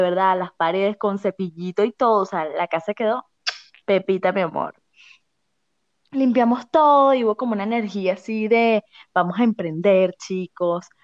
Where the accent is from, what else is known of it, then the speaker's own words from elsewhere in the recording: Caracas, Capital District, Venezuela; yo represento al estado de Distrito Capital